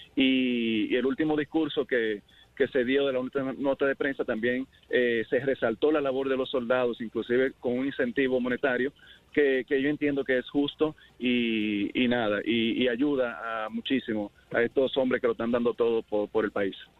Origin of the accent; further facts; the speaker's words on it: Dominican Republic; como buenos dominicanos